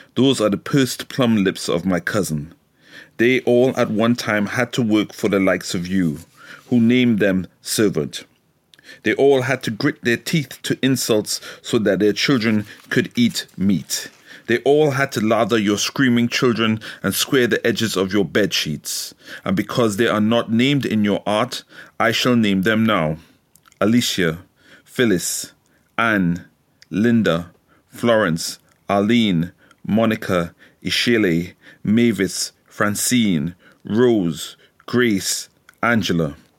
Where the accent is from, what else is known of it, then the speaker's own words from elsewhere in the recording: Trinidad & Tobago; now in United Kingdom; I've grown up in Trinidad, so I was raised in Trinidad.